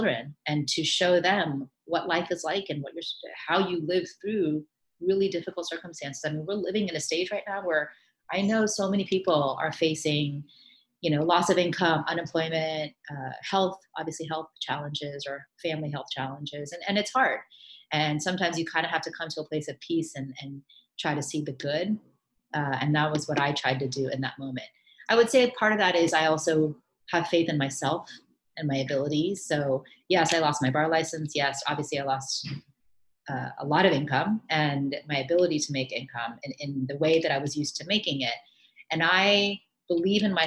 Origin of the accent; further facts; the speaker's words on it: Miami, Florida, United States; moved away as an adult; also born or lived in New York / India (ancestry); I grew up in Miami.